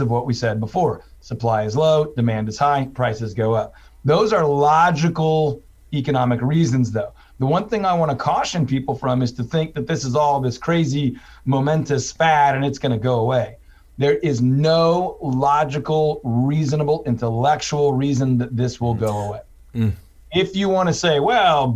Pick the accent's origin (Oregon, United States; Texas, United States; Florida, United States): Texas, United States; Houston; also born or lived in Waco; I'm originally from Houston. I went to school in Waco